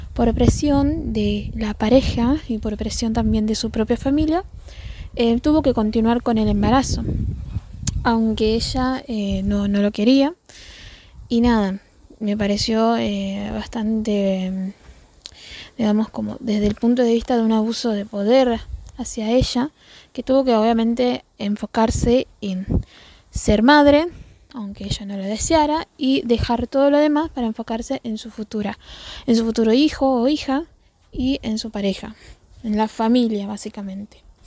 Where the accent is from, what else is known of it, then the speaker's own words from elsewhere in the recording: Colastiné, Santa Fe, Argentina; tengo 25 años y soy de Colastina